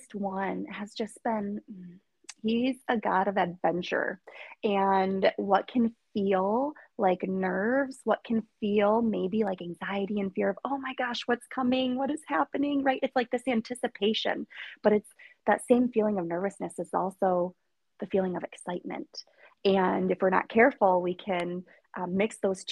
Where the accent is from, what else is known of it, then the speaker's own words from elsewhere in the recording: Michigan, United States; from Michigan